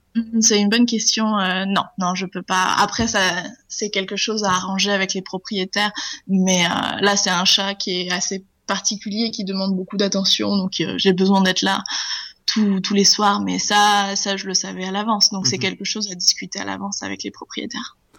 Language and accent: French; Charente-Maritime, Nouvelle-Aquitaine, France; moved away; je viens de Charente-Maritime en France